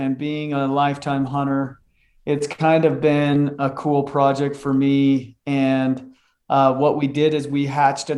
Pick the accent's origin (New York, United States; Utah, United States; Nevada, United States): Utah, United States; I'm a born and raised in Utah kid out west. Grew up just in a small town just south of Salt Lake